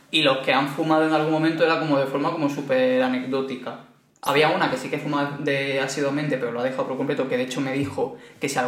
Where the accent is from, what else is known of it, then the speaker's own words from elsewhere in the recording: Barcelona, Catalonia, Spain; realmente en Granada no es tan fuerte, pero soy de Barcelona y aquí prácticamente siempre se sale de fiesta.